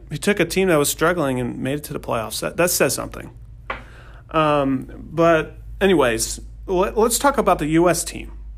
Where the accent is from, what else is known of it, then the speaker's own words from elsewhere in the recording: United States; we're all American.